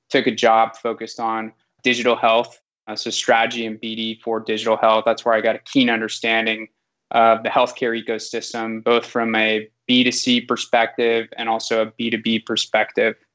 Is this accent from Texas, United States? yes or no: no; San Francisco, California, United States; Yep, I grew up here in the Bay Area, went to high school in San Francisco, and then went over to Berkeley for college